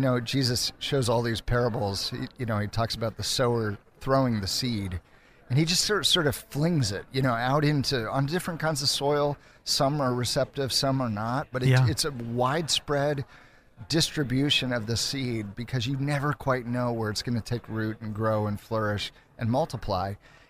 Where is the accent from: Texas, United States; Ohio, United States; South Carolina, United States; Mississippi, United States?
Ohio, United States; Cleveland; now in Chicago, United States; I grew up in the Cleveland area, and I'm the oldest of six kids.